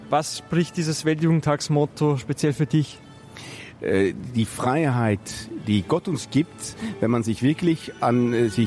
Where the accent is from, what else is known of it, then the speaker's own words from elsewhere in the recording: Netherlands; accent: slight French accent; German is a second language; also born or lived in France; Genau, ich komme aus Holland, aber ich habe schon viele Jahre auch in Frankreich durchgebracht. Und das äh, ist auch der Grund, warum ich auch ein bisschen einen französischen Akzent habe.